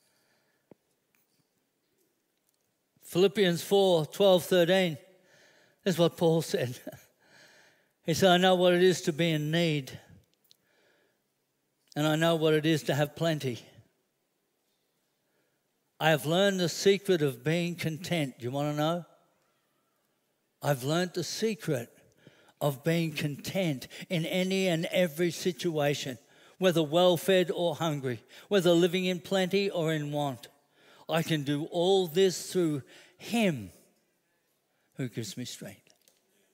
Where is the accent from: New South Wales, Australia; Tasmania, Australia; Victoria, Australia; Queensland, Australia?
Queensland, Australia; Brisbane; I grew up in Wynnum